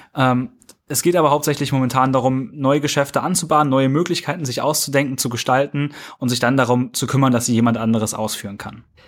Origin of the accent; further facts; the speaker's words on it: Kassel, Hesse, Germany; ich komme aus Kassel, hier ist ein sehr, sehr großes Werk von Volkswagen